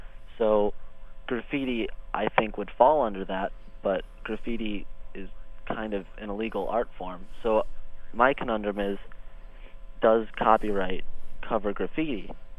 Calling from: Pennsylvania, United States

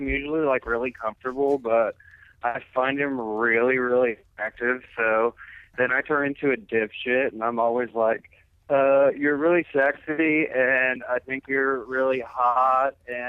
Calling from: Ohio, United States; I'm calling from Ohio.

